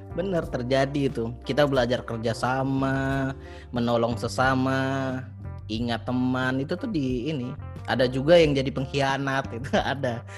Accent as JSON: {"language": "Indonesian", "town": "Martapura", "region": "South Sumatra", "country": "Indonesia", "tie": "born or raised there", "also_born_or_lived": "Palembang", "moved": "as an adult", "said": "dulu kan di Martopuro, di kampung aku itu"}